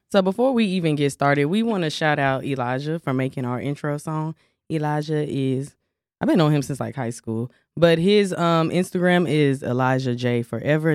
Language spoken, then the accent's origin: English; Dallas, Texas, United States; I'm from Dallas, Texas